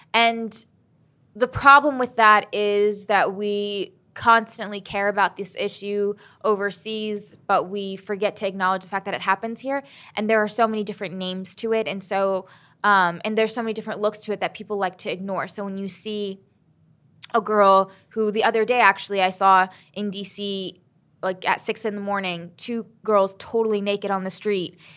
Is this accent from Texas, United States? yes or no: no; Southern Maryland, United States; also born or lived in Huntington, West Virginia / Selma, Alabama / Birmingham, Alabama; we moved to Salem, Alabama and Birmingham, Alabama and then Southern Maryland. And that's where I grew up